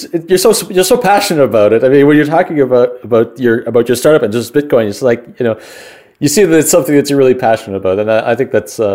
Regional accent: New Brunswick, Canada; I'm from New Brunswick

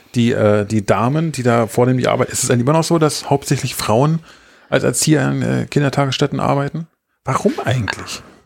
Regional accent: East Germany, Germany; moved away; weil ich bin nun mal im Osten geboren. Ich sage jetzt nicht in der DDR, obwohl es offiziell so ist, aber ich bin ja im Osten groß geworden

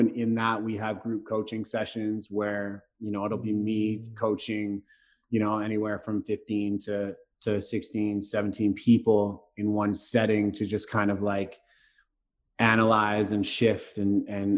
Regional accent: Vancouver, British Columbia, Canada; also born or lived in Bali, Indonesia; now in Wasaga Beach, Canada; I grew up right close to you right now in the east side of Vancouver

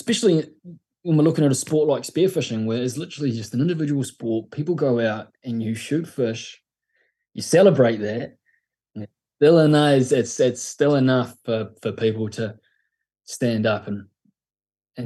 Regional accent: Mapua, Tasman, New Zealand; I grew up in a place called Mapua, which is a little village out of Nelson in the top of the south.

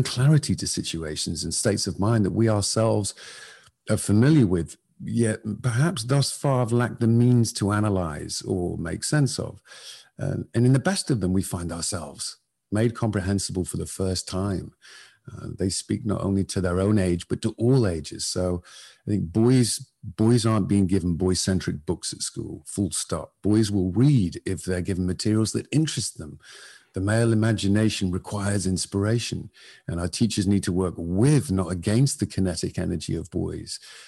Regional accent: Northern England, United Kingdom; I grew up in Northern England in the 70s and 80s

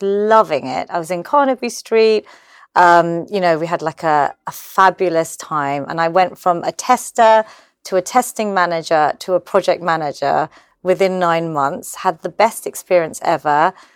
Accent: London, United Kingdom; I was born in London. I'm obviously Gujarati

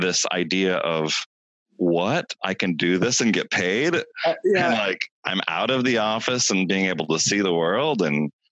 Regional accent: Idaho, United States; I grew up in Idaho

